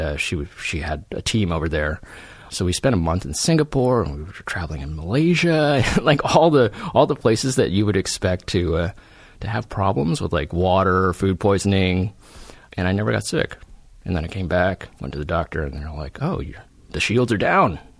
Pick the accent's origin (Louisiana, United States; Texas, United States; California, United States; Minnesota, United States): California, United States; Silicon Valley; I grew up in Silicon Valley.